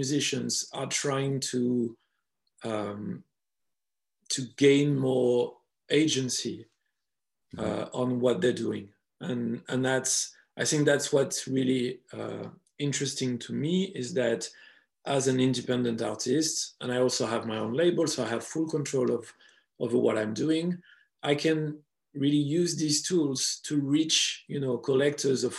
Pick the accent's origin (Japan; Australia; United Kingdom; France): France; accent: French; English is a second language; I hope my French accent wasn't too harsh